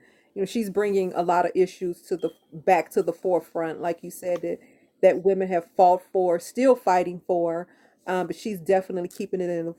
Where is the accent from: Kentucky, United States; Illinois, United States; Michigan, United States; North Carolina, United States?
Illinois, United States; Chicago; my hometown was blessed to get Michael. And he finally brought Chicago some championships.